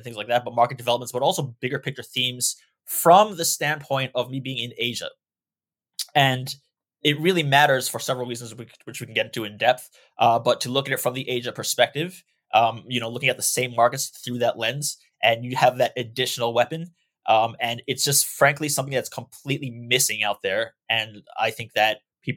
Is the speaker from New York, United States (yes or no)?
yes; New York, United States; moved away; I'm originally from New York